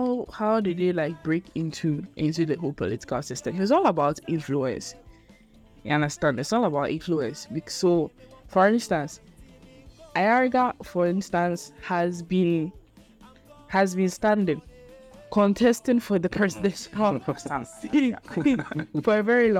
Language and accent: English; Ghana; Already in our genetics, before you are even born as a Ghanaian, you know that in our political system is two parties.